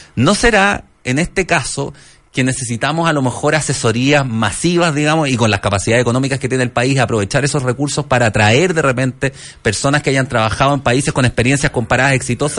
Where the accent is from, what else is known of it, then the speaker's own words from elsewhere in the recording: Valparaíso, Chile; Yo soy de Valparaíso